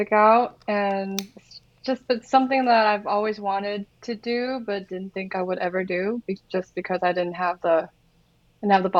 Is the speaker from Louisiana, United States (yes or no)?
no; Orange County, California, United States; I am from Orange County